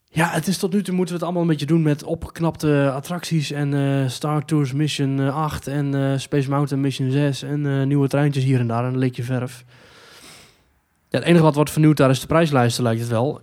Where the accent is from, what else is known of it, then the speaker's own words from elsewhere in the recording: Netherlands; wij als Nederlanders